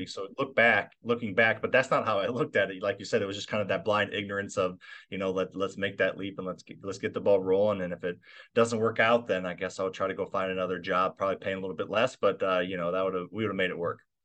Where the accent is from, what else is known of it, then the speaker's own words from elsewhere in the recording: Midwest, United States; I grew up in the Midwest.